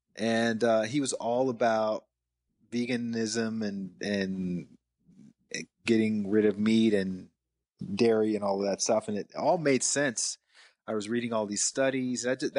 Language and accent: English; the South, United States; growing up in the South, you learn to eat for taste, number one.